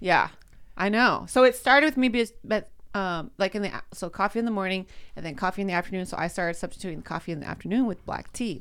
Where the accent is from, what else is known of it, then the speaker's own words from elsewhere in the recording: Modesto, California, United States; I'm from Modesto